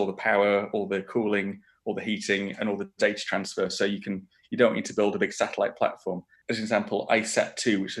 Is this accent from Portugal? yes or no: no; Moor Monkton, Yorkshire and the Humber, United Kingdom; I grew up just outside York in a small village called Moor Monkton